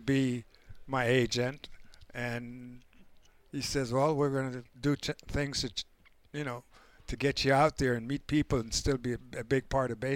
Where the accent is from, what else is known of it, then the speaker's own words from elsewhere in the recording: Panama; moved away; growing up in Panama at age 6